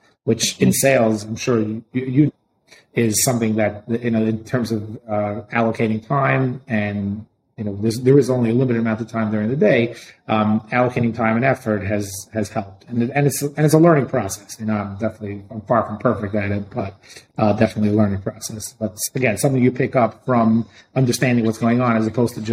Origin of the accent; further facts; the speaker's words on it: New York City, New York, United States; I grew up in Brooklyn.